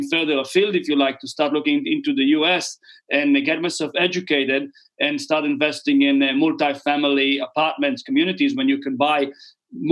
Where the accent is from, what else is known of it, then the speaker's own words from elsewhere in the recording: Israel; moved away as an adult; now in New Zealand; I was born and raised in Israel.